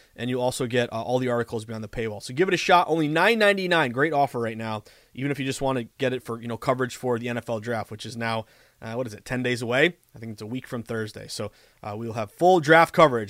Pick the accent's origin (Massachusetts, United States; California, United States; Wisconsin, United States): Massachusetts, United States; Western; also born or lived in Boston; I'm from Western Mass.